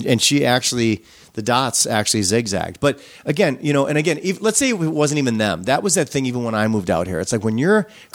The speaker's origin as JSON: {"language": "English", "region": "Midwest", "country": "United States", "moved": "yes", "said": "I come from the Midwest"}